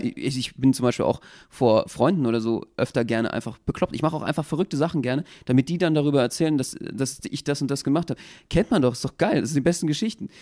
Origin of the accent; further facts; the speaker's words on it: Berlin, Germany; wenn du hier ursprünglich geboren bist